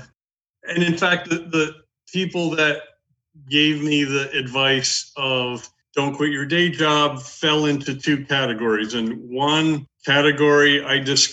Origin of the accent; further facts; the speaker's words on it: New England, United States; also born or lived in New York metro area; now in Cape Cod, United States; I am originally from New England